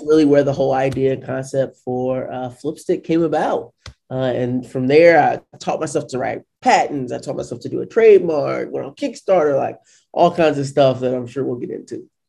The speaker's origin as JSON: {"language": "English", "town": "St. Louis", "region": "Missouri", "country": "United States", "tie": "born or raised there", "also_born_or_lived": "Washington, D.C.", "said": "I was born and raised in St. Louis, Missouri."}